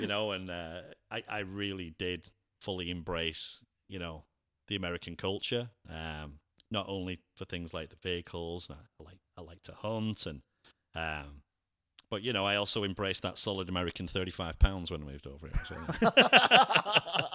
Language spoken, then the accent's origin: English; England, United Kingdom; also born or lived in Cleveland, Ohio; now in Lakeland, United States; I'm English